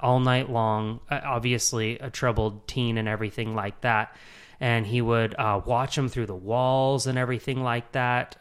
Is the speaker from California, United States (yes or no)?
no; Utah, United States; moved away as an adult; now in Charlotte, United States; born and raised in Utah